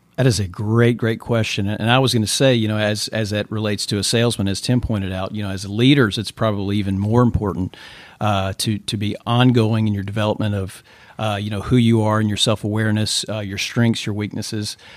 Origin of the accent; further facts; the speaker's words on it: Mansfield, Louisiana, United States; I grew up, uh, just south of Shreveport, Louisiana, in a little town called Mansfield